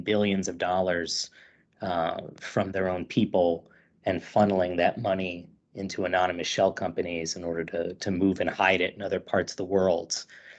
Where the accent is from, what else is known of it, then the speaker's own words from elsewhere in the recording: Ohio, United States; I'm from Ohio.